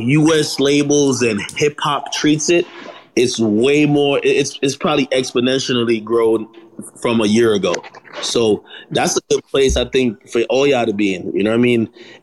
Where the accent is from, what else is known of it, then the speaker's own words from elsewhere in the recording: Jamaica; I was born in Jamaica, if y'all don't know.